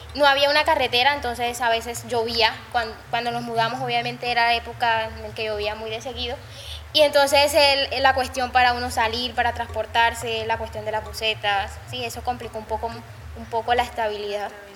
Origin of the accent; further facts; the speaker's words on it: Cartagena, Bolívar, Colombia; como cartageneros, sí, somos cartageneros